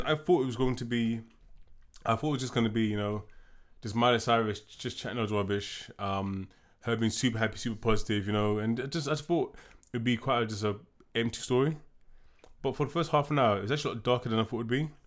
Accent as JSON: {"language": "English", "country": "United Kingdom", "said": "we're black, we're British"}